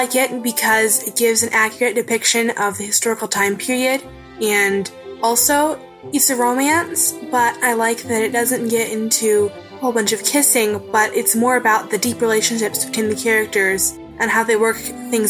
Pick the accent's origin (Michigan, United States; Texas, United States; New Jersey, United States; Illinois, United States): Michigan, United States; I'm from Michigan. I'm 14 years old.